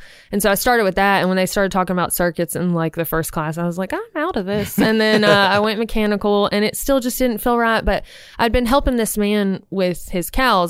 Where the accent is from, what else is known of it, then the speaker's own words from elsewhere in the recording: Opelika, Alabama, United States; Opelika, real far away.